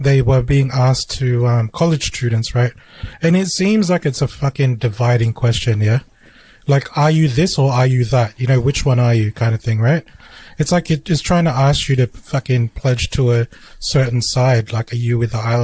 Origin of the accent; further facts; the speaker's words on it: Australia; Australia is an island. We don't refer to ourselves as islanders